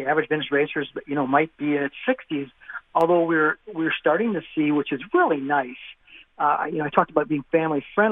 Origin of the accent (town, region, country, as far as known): Wisconsin, United States